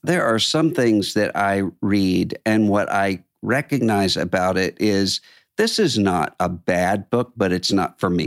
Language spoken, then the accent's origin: English; Biloxi, Mississippi, United States; moved away; my hometown, Biloxi, Mississippi